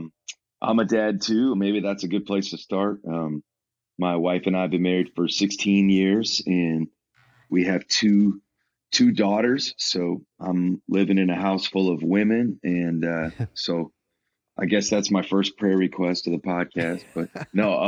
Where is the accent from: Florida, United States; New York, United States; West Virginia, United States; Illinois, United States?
Illinois, United States; Chicago; I'm actually from Chicago